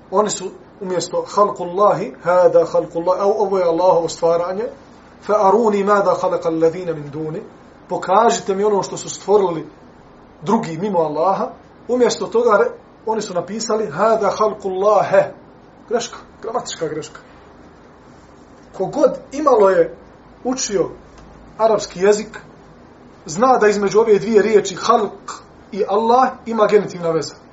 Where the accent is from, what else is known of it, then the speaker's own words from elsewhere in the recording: Bosnia & Herzegovina; kod nas u Bosni